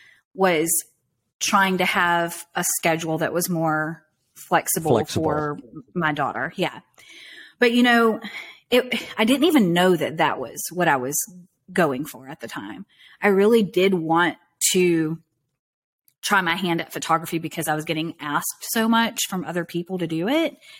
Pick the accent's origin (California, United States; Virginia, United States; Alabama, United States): Alabama, United States; Southern; I grew up in Southern Alabama, kind of in a really rural backwoods kind of area